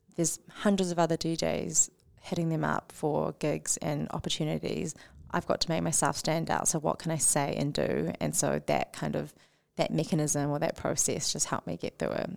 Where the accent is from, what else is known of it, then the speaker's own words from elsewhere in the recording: New Zealand; as Kiwi-, Kiwis